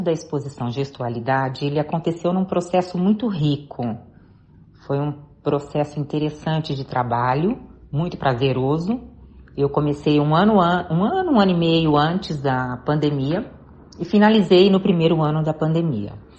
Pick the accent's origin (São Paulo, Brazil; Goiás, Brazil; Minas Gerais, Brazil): São Paulo, Brazil; Jaú; moved away; eu sou do interior de São Paulo. Na época, eu morava com os meus pais e meus irmãos em Jaú